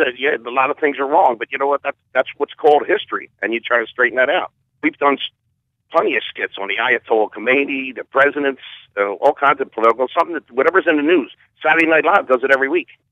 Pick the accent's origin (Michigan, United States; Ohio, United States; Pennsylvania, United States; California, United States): Pennsylvania, United States; Philadelphia; we're from Southwest Philly